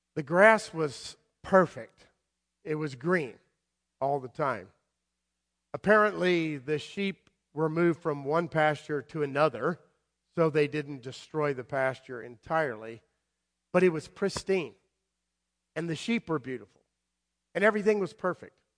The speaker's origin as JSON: {"language": "English", "region": "South Florida", "country": "United States", "tie": "born or raised there", "also_born_or_lived": "Madison, Connecticut / Guilford, Connecticut", "moved": "yes", "said": "I grew up in South Florida, down there where all the storms are coming"}